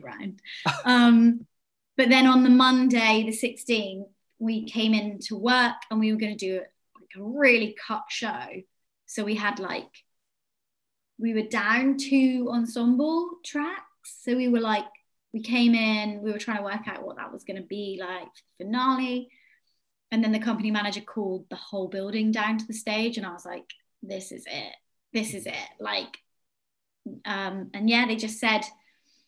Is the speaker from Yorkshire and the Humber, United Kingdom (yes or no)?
no; Yeovil, South West England, United Kingdom; moved away; Yeovil, which is my hometown